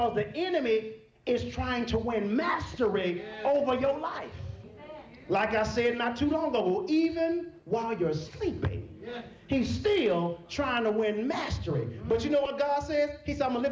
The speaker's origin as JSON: {"language": "English", "region": "Texas", "country": "United States", "tie": "born or raised there", "said": "I'm from Texas"}